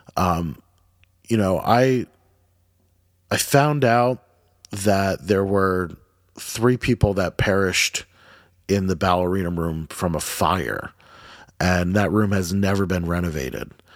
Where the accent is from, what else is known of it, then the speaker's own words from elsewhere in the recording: Jackson, New Jersey, United States; growing up in Jackson too, like, we have a lot of, um, we're right by, uh, the Monmouth Battle, Battleground